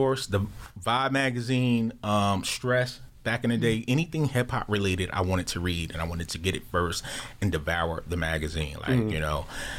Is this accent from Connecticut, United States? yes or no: no; Jersey City, New Jersey, United States; being a young boy growing up in Jersey City